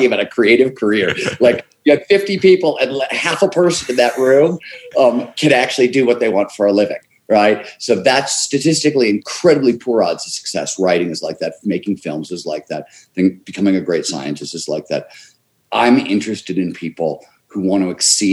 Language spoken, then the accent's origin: English; Cleveland, Ohio, United States; growing up in Cleveland, Ohio